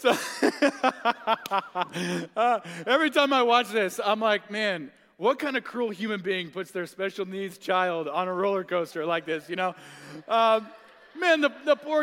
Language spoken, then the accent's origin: English; Tulsa, Oklahoma, United States; I grew up in Tulsa